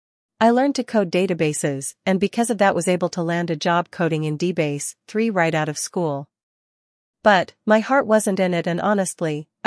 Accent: New Jersey, United States; also born or lived in New York City; I was born in New York City, on the Upper East Side, but I grew up in New Jersey. It was an upper-middle-class neighborhood, with good schooling

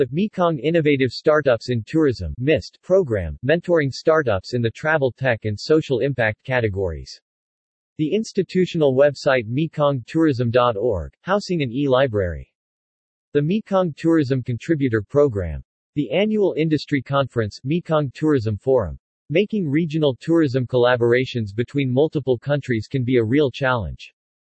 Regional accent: Germany; English is a second language; now in Bangkok, Thailand; When I was around 16 years old, growing up in Germany, my father told me that the future will be in Asia

